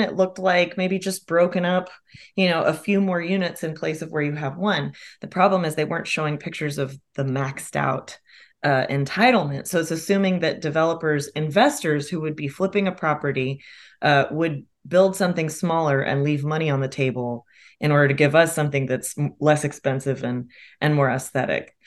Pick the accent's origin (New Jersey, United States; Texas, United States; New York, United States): Texas, United States; Austin; moved away as an adult; also born or lived in Chicago; I'm an Austinite from here